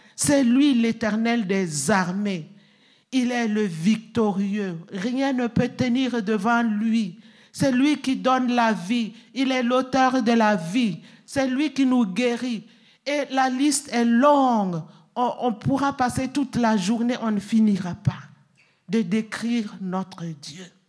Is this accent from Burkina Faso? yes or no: yes; Burkina Faso; chez nous, au Burkina Faso